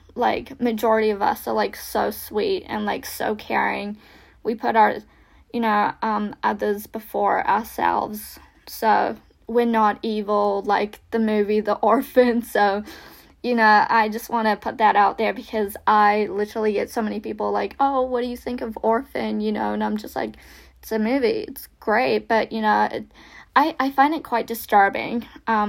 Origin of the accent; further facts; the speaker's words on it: Russia; moved away; it kind of feels like that little patch of growing up in Russia to like, you know, going to a private school, moving in.